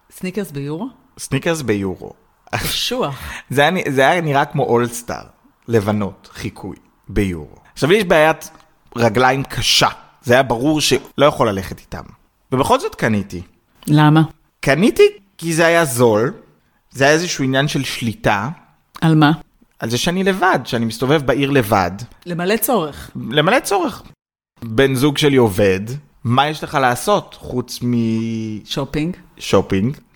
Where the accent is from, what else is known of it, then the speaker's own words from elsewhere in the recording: Israel; במיוחד בתור ישראלי יהודי, זאת אומרת שאני ורובן עכשיו חיפשנו אה, אה, דירה